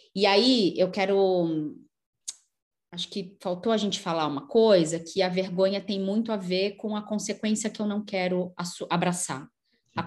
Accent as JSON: {"language": "Portuguese", "region": "Rio de Janeiro", "country": "Brazil", "tie": "born or raised there", "said": "Eu nasci do lado lá da feira nordestina, no, no São Francisco de Paula, no, do então- lado lá da feira de tradições nordestinas em São Cristóvão"}